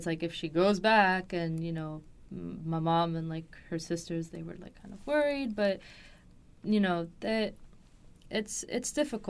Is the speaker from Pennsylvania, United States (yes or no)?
no; Los Angeles, California, United States; also born or lived in Paris, France; Because I grew up here in Los Angeles.